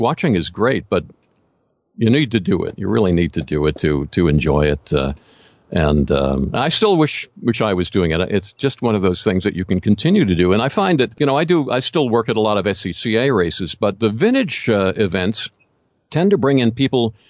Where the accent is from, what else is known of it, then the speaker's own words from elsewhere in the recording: Philadelphia, Pennsylvania, United States; I grew up in the Philadelphia area